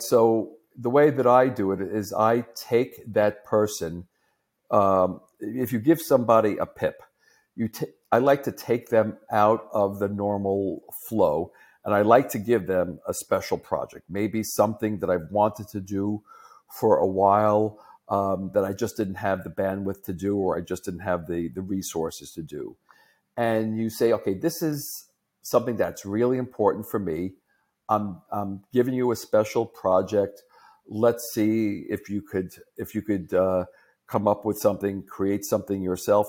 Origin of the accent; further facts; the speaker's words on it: New York, United States; as a New Yorker, I talk very fast